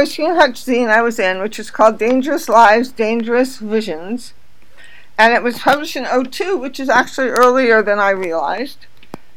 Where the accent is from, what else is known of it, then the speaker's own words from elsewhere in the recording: California, United States; I'm from California. I knew gay people when I was in high school